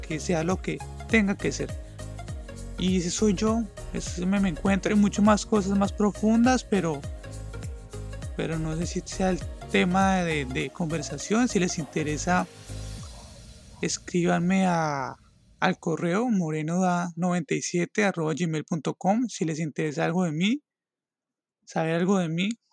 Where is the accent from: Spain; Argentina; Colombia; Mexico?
Colombia; also born or lived in Acacías, Meta; soy de Colombia